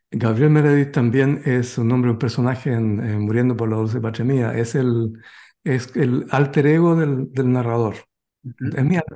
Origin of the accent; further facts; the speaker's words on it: Chile; now in United States; chileno a pesar de que cuando voy a Chile eh, la gente, yo veo que no me trata como chileno